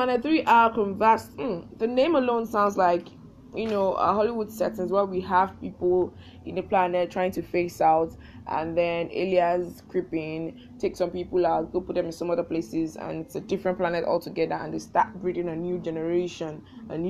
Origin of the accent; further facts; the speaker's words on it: Nigeria; as a Nigerian